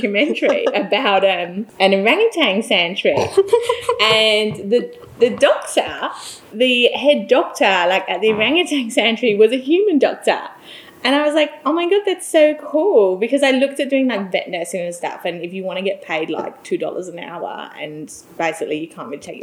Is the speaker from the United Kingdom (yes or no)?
yes; England, United Kingdom; moved away as an adult; now in Australia; I am English and was brought up in England